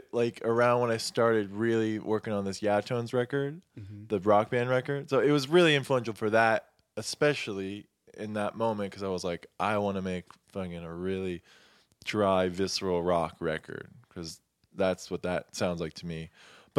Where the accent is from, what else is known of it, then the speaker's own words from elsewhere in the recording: Florida, United States; I grew up in Florida.